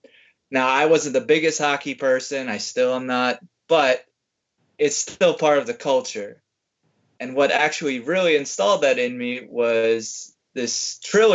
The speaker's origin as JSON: {"language": "English", "region": "Minnesota", "country": "United States", "tie": "born or raised there", "said": "I grew up in Minnesota, where they're like obviously it's very cold there"}